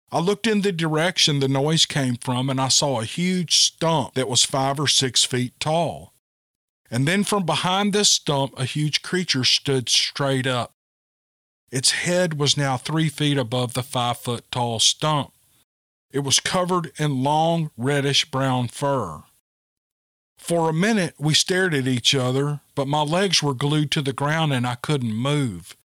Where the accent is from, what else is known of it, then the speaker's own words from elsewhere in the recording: Bend, Oregon, United States; This encounter happened when I was around 15. I grew up in Bend, Oregon.